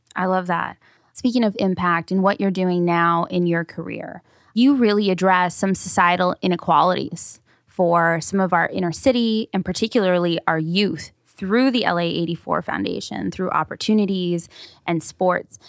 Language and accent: English; Paramount, California, United States; I grew up in Paramount, North Long Beach